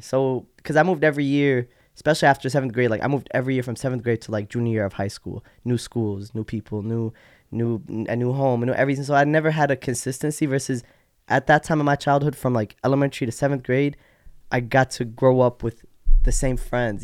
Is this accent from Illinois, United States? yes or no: yes; Rockford, Illinois, United States; also born or lived in Iraq / Yemen / Jordan / Chicago suburbs; now in Glen Ellyn, United States; When I came to America, I grew up in Rockford from elementary school to like freshman year high school